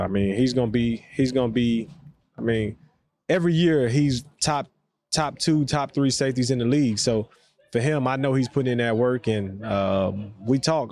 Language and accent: English; the South, United States; for us, especially down south